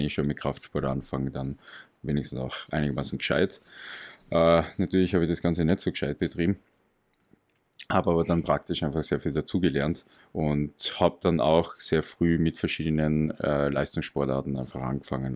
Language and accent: German; Graz, Styria, Austria; Aus Graz. Also ich bin aus Österreich, okay. aus Graz